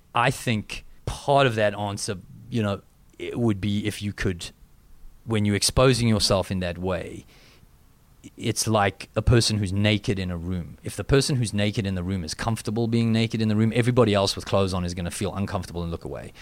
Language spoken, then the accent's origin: English; South Africa